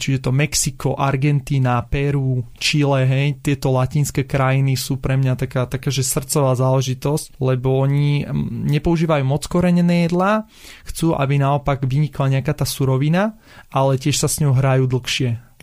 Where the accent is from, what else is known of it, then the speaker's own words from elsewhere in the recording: Bratislava, Bratislava Region, Slovakia; also born or lived in Kysucké Nové Mesto; Ja som rodený Bratislavčan